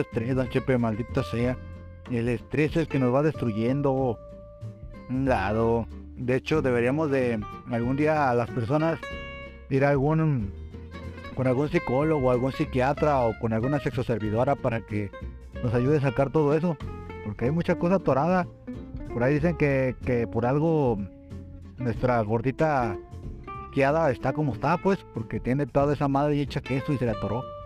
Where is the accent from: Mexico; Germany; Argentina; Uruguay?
Mexico; somos mexicanos